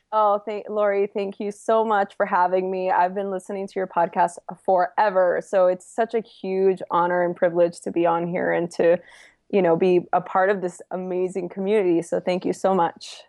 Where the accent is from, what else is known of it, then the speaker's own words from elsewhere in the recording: Los Angeles, California, United States; I'm from East L A originally, born and raised